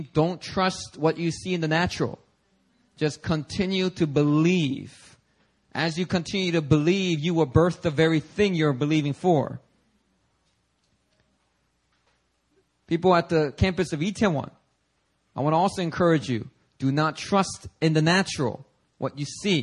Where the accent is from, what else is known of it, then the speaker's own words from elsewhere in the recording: Philadelphia, Pennsylvania, United States; also born or lived in New York City, United States; now in Seoul, South Korea; when I was growing up in Philadelphia